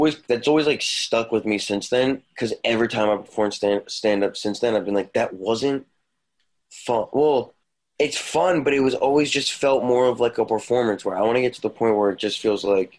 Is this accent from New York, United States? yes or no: no; South Jersey outside of Philly, New Jersey, United States; we grew up in South Jersey outside of Philly.